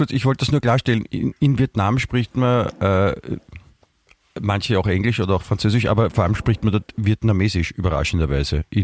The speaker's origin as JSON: {"language": "German", "region": "Vienna", "country": "Austria", "said": "dann hat man natürlich vor allem als Wiener hat man dann noch mehr Rechte, äh, dann grantig zu sein"}